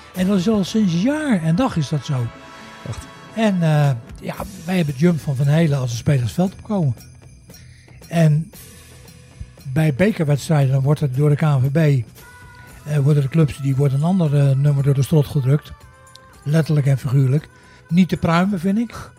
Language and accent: Dutch; The Hague, South Holland, Netherlands; moved away; Ik ben geboren en getogen in, eh, in Den Haag.